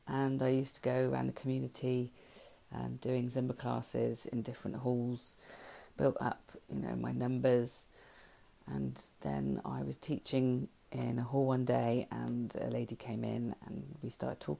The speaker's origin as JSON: {"language": "English", "town": "Langport", "region": "South West England", "country": "United Kingdom", "tie": "born or raised there", "said": "my hometown, which is Langport"}